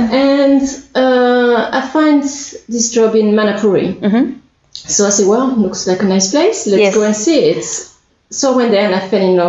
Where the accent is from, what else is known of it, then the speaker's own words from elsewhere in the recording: France; English is a second language; moved away as an adult; also born or lived in Australia; now in Ohai, New Zealand; I'm originally from France.